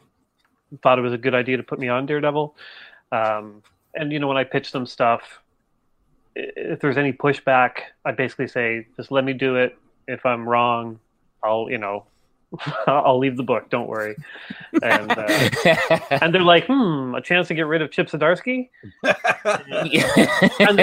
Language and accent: English; Canada; I'm Canadian